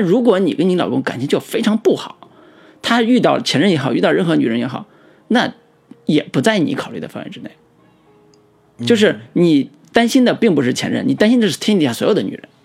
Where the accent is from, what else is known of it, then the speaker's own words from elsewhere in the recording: China; 我们中国人